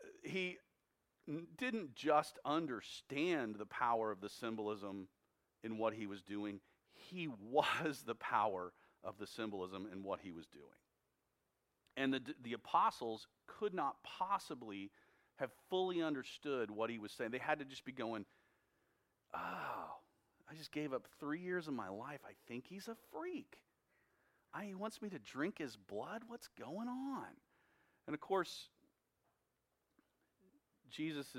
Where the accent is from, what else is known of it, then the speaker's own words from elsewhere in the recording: United States; as American Christians